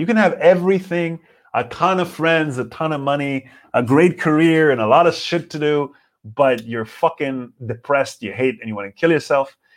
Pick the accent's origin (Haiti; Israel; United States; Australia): Israel; English is a second language; now in Berlin, Germany; I know Hebrew pretty good. I know English, as you know. It's not my native language